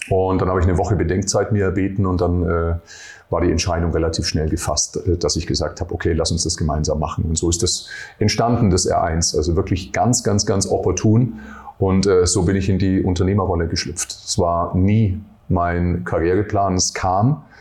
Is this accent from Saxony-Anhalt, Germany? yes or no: no; Nuremberg, Bavaria, Germany; bin ja aus Nürnberg äh, ursprünglich, mit 17 Jahren äh, Fitnesstrainer geworden